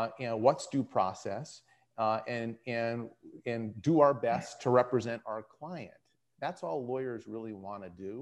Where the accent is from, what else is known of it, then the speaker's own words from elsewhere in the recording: North Dakota, United States; moved away; I grew up in North Dakota.